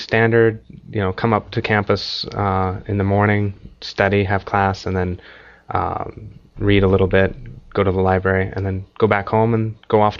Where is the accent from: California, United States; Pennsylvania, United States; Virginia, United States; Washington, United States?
Washington, United States; Seattle; moved away as an adult; now in Japan; I'm from Seattle, Washington, in the US.